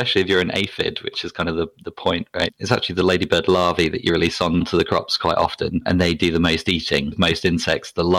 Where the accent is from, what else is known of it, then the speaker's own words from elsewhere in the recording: near Southampton, South East England, United Kingdom; accent: BBC accent; moved away; also born or lived in Plymouth; I'm from England originally, as you can probably tell from my BBC accent. I grew up near Southampton